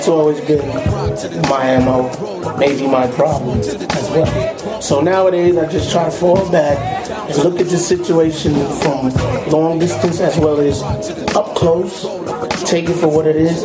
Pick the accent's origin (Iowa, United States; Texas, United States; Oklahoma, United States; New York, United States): New York, United States; New York City; coming up in Queens, New York